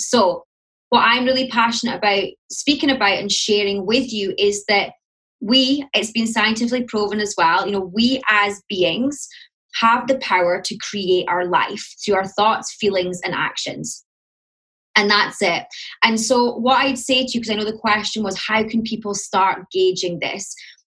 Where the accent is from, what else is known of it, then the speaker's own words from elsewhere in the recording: Scotland, United Kingdom; accent: Scottish; now in London, United Kingdom; My accent, so I'm in London. I am Scottish, so you'll hear the Scottish, although it has softened a bit since I moved to London.